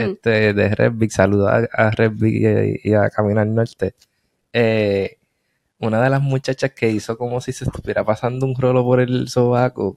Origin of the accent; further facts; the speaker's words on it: Puerto Rico; moved away; en Puerto Rico, en mi pueblo, adjunta